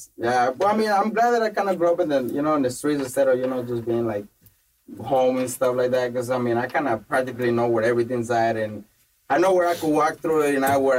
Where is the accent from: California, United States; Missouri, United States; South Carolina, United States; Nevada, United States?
California, United States; Los Angeles; I grew up in MacArthur Park, that's actually where I grew up, in Aiden Westlake, and the neighborhood.